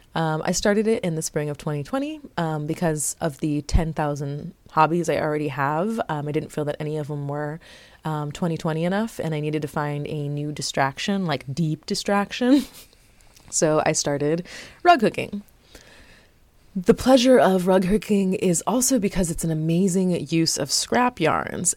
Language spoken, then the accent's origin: English; South Florida, United States; moved away; I was born in South Florida.